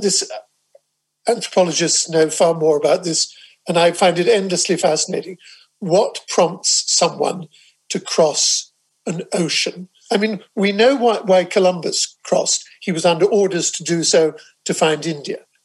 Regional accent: England, United Kingdom; I speak as an Englishman here, although, like you, I'm a dual citizen

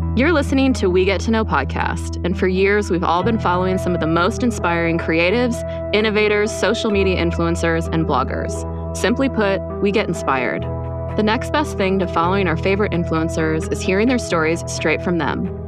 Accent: Quebec, Canada; also born or lived in United States; I grew up in Quebec, actually.

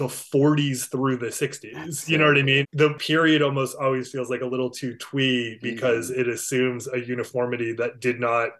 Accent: Cornish, Maine, United States; I grew up in a small town in Maine called Cornish.

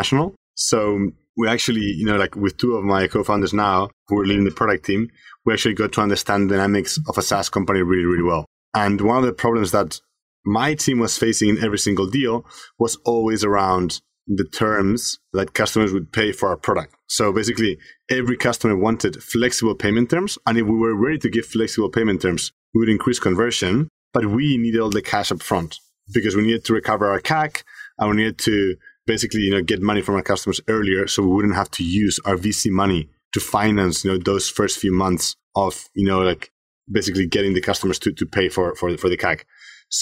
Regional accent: Spain; moved away; I'm originally from Spain. So I grew up there

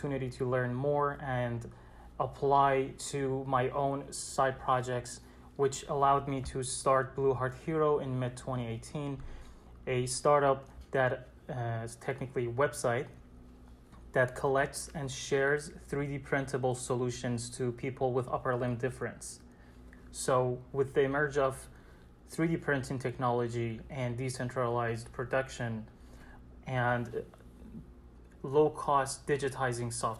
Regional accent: Iran; moved away as an adult; now in New York City, United States; I'm originally from Iran. I came to the States 5 years ago to continue my study

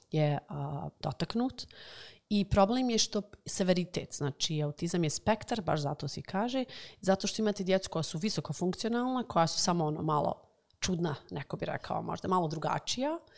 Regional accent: Bosnia & Herzegovina; moved away as an adult; also born or lived in United States

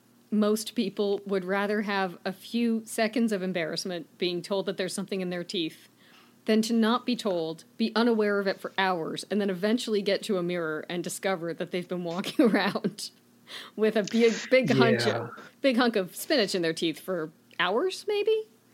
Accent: Canada; I'm Canadian.

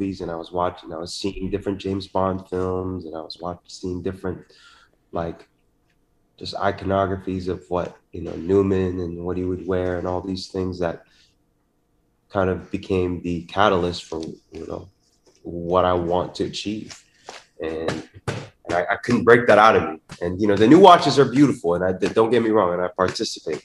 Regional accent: Philippines; growing up in the Philippines with my father

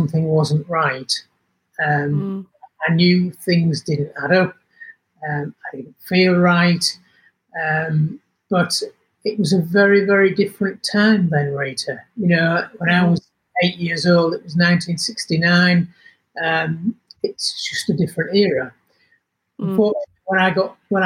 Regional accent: Yorkshire and the Humber, United Kingdom; moved away as an adult; now in Western Australia, Australia; I was born in Yorkshire, got into the motor trade when I was 22, and eventually found my way over to Western Australia.

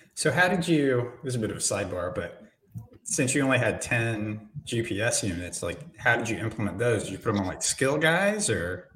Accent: Indiana, United States; I grew up in Indiana

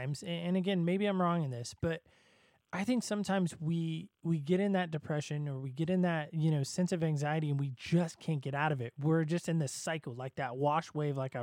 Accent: Southern California, United States; I grew up in Southern California

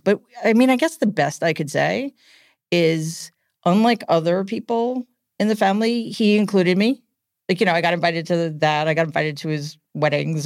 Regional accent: New York City, New York, United States; I grew up in Queens

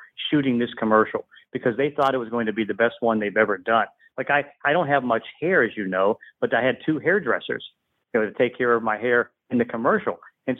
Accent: Braddock, Pennsylvania, United States; I grew up in Braddock, Pennsylvania, which is, you know, kind of a ghetto type of town in the steel mill area. And so I grew up on funk.

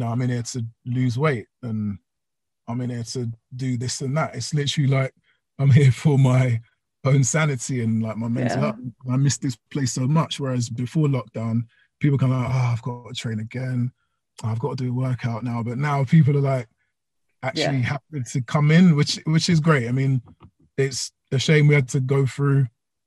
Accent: London, United Kingdom; I did my little stretch through Ealing, which is in West London, which is my hometown

